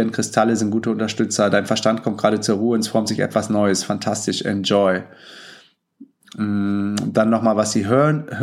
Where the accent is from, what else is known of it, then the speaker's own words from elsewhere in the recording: Hamburg, Germany; Ich komme auch aus Hamburg, vielleicht können wir uns ja mal treffen.